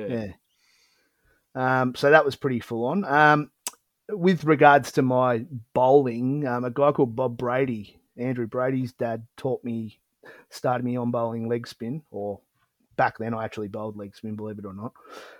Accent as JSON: {"language": "English", "town": "Mount Martha", "region": "Victoria", "country": "Australia", "tie": "born or raised there", "also_born_or_lived": "England (ancestry)", "said": "I basically started playing when I was seven in the under-12s at Mount Martha in the 1989-90 season, so over 30 years ago."}